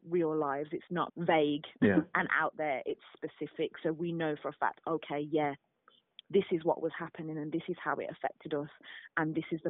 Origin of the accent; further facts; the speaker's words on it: Birmingham, West Midlands, United Kingdom; moved away as an adult; now in London, United Kingdom; I'm from Birmingham originally.